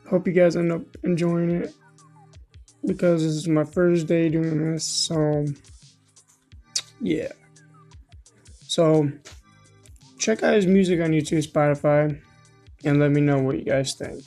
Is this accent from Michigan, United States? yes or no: yes; Michigan, United States; I'm from Michigan